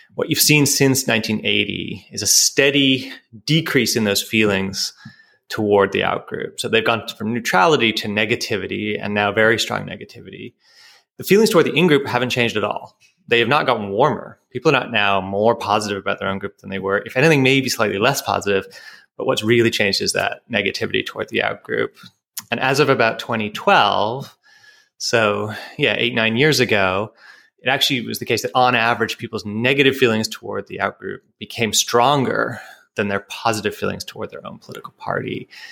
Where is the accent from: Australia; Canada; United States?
Canada; I'm a Canadian, that's part of my identity